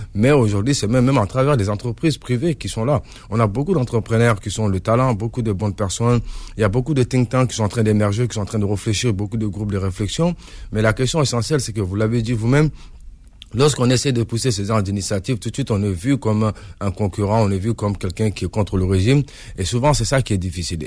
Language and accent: French; Montreuil, Île-de-France, France; moved away as an adult; now in Mali; je suis de Montreuil, je grandis, sur la diaspora malienne de France